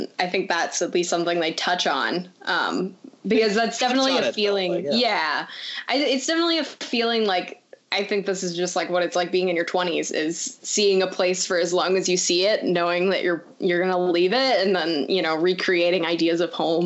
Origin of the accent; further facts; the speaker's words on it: Champaign, Illinois, United States; moved away; I grew up in Champaign most of my life